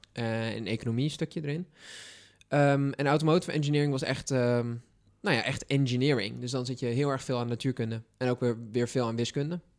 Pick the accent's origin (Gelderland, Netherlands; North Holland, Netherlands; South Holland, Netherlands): North Holland, Netherlands; Texel; moved away; ik kom van Texel